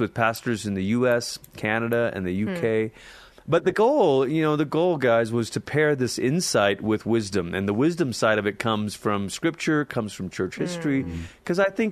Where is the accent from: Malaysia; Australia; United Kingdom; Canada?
Malaysia; now in Colorado Springs, United States; I'm originally from Malaysia. It's where I grew up. I lived there most of my childhood